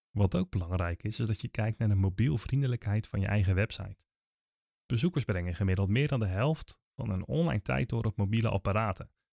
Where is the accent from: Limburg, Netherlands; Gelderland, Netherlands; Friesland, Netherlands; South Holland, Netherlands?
South Holland, Netherlands; Naaldwijk; ik kom zelf uit Naaldwijk